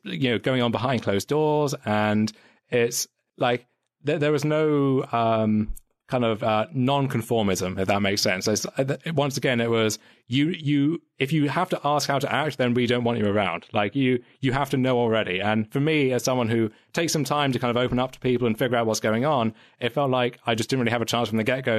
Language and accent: English; United Kingdom; for as much as I kind of joke about like the British accent and everything, I, I don't really identify as British